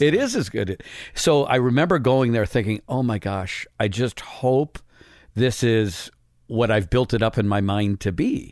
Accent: Midwest, United States; growing up in the Midwest

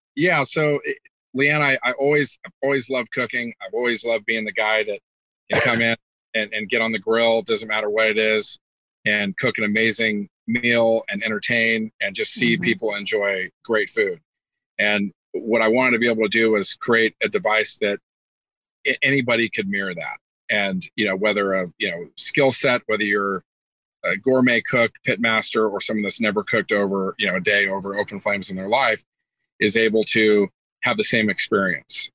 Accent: California, United States; moved away as an adult; also born or lived in Kentucky; I was originally from California, um, so families here, just great culture where where where I live, and and ended up moving back to my hometown

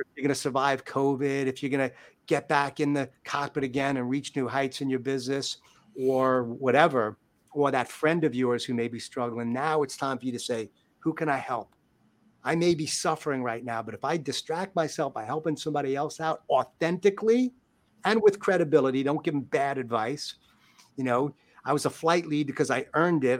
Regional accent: New York, United States; I'm a New Yorker.

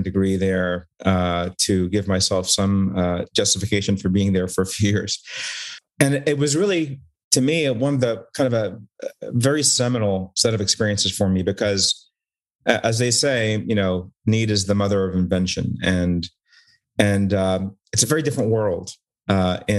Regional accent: Newark, Delaware, United States; also born or lived in Cairo, Egypt; I grew up in Delaware, basically from pre-K all the way to pre-med to college. So, and it was a great little town in Newark

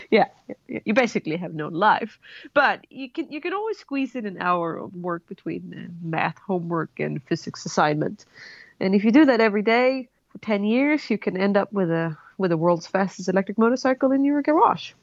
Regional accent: Sweden; moved away as an adult; also born or lived in Colorado, United States; now in New Zealand; I'm originally from Sweden. Moved to um, Colorado in the U.S. Um, about 12 years ago for love.

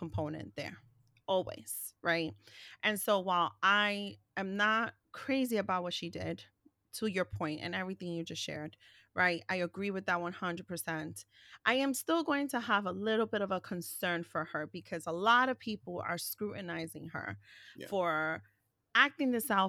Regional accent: New York City, New York, United States; We grew up in New York City.

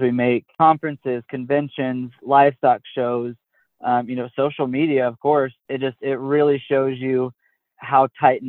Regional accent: Pratt, Kansas, United States; I grew up in South Central Kansas, about an hour from the Oklahoma line, about 4 hours from both sides, Missouri and Colorado, on 54, in a small town called Pratt

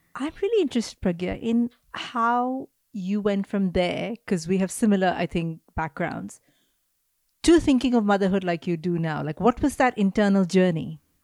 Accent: India; moved away; I grew up in India

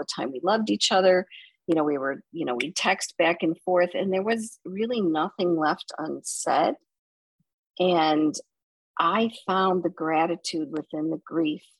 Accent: Buffalo, New York, United States; I grew up in Buffalo, New York, and I was the oldest of four children

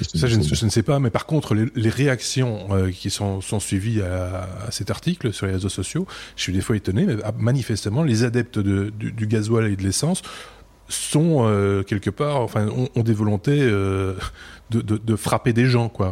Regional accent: Belgium; chez nous en Belgique

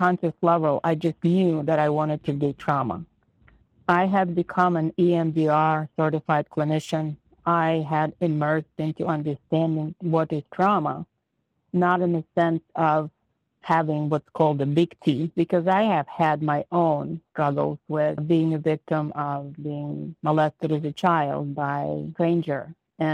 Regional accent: Ukraine; moved away as an adult; now in United States; I was born in the Republic of Ukraine. I immigrated to the United States when I was 18

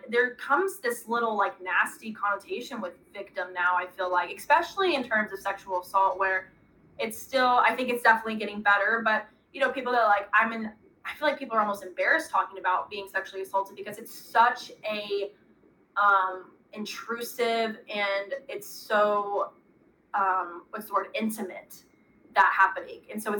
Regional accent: Arkansas, United States; I'm from Arkansas, so

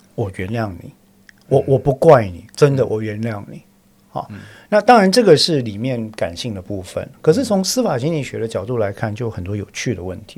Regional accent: Taiwan; 我是台湾人嘛

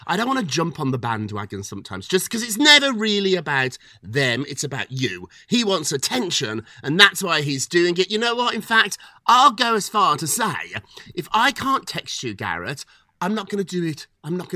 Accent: United Kingdom; as a Brit myself

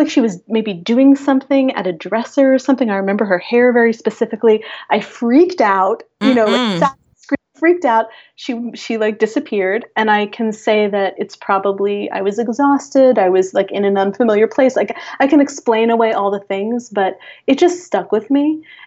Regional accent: Hudson Valley, Catskill Mountains, New York, United States; also born or lived in Long Island, New York; now in New York City, United States; where I'm from, in the Hudson Valley, in the Catskill Mountains

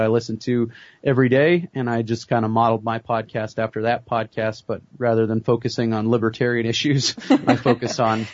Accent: Belle Fourche, South Dakota, United States; also born or lived in Waukesha, Wisconsin; I grew up here in western South Dakota. I was born and raised here in Belle Fourche

